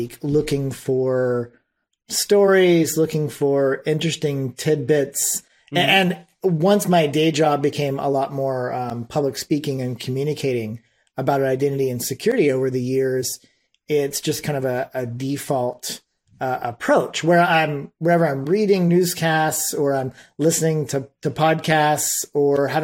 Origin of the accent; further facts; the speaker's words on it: Austin, Texas, United States; I hail from Austin, Texas